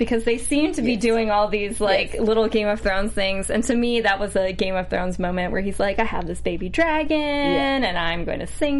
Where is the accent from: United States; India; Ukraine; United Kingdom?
United States; I'm an American